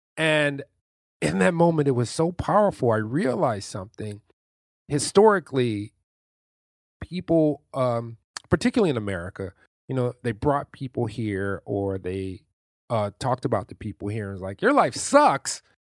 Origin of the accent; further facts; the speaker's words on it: Detroit, Michigan, United States; I come from Detroit, Michigan, which is, and on the east side, which is the hood. I lived there for the first, like, fifteen and a half years of my life, and then we moved to the suburbs.